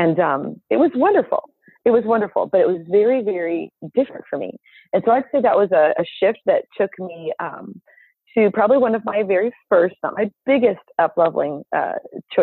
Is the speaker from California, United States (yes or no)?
yes; Southern California, United States; moved away as an adult; now in Minnesota, United States; I was born and raised in Southern California